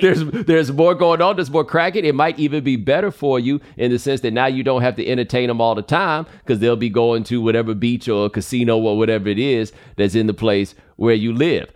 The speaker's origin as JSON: {"language": "English", "region": "Texas", "country": "United States", "tie": "born or raised there", "said": "I grew up in Texas"}